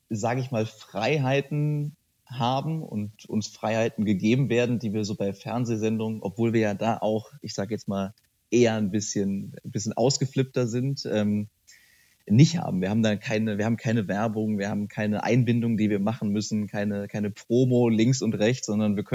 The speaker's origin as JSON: {"language": "German", "town": "Bonn", "region": "North Rhine-Westphalia", "country": "Germany", "said": "Ich bin Bonner, genau."}